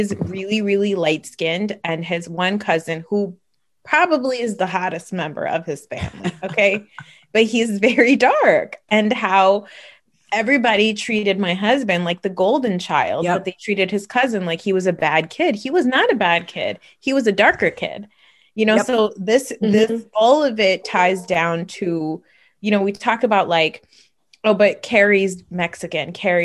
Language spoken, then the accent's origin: English; Pakistan; and I'm Pakistani. And so it's closer to North India. We're considered lighter skinned people